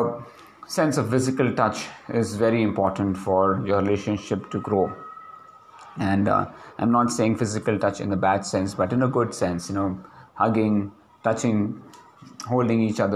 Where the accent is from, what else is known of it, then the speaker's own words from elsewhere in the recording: India; as Indian, or as specifically as Indian men